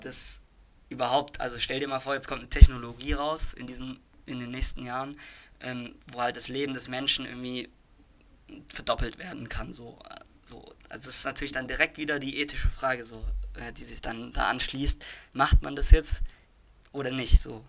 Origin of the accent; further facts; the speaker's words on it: Germany; bei uns in Deutschland